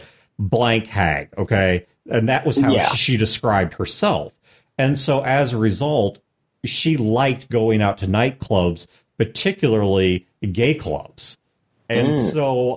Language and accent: English; Midwest, United States; I'm from the Midwest